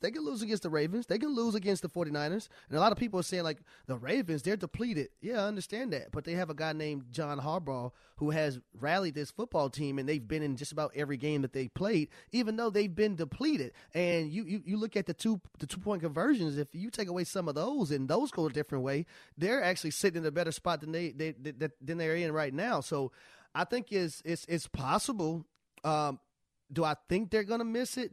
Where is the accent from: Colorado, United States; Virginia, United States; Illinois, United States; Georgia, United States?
Georgia, United States; Atlanta; I'm from Atlanta